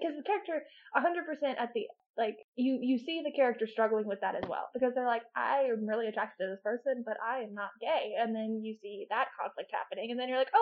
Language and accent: English; United States; as an American